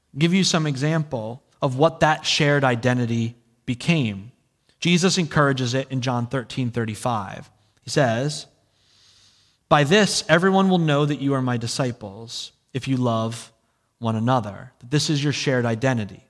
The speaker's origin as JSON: {"language": "English", "region": "New Jersey", "country": "United States", "said": "I'm from New Jersey"}